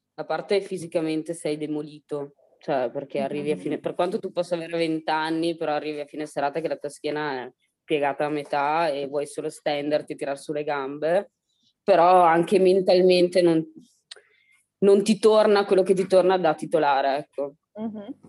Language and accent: Italian; Italy; io ho sempre vissuto qua, sono nata a San Zeno